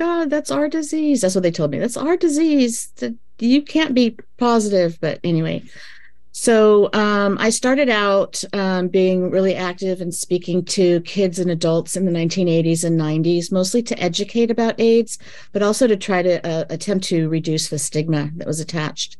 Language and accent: English; Los Angeles, California, United States; now in San Francisco, United States; I was born in Los Angeles and moved to San Francisco in 1986 when I was 23.